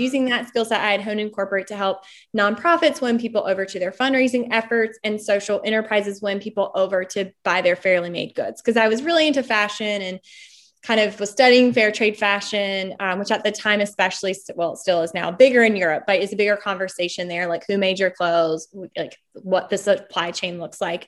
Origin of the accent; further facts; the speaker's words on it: Smithfield, North Carolina, United States; moved away as an adult; also born or lived in London; I'm from Smithfield, North Carolina